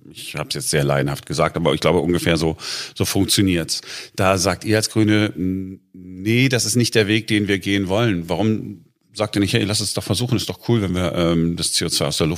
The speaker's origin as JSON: {"language": "German", "town": "Duisburg", "region": "North Rhine-Westphalia", "country": "Germany", "tie": "born or raised there", "said": "Wenn ich, ich bin in Duisburg groß geworden und wenn ich da jetzt mal zu Besuch bin"}